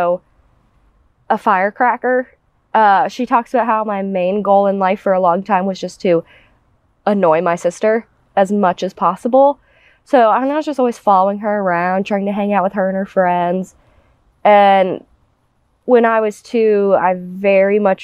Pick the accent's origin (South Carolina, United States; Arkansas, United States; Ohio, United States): South Carolina, United States; Mount Pleasant; I was born in Mount Pleasant, South Carolina